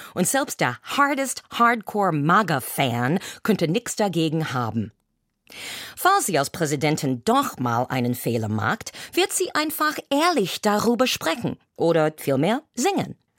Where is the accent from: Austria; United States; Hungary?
United States; now in Germany; meiner Heimat